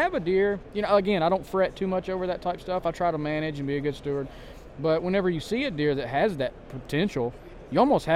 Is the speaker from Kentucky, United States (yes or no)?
yes; Kentucky, United States; also born or lived in South Carolina; I'm born and raised in Kentucky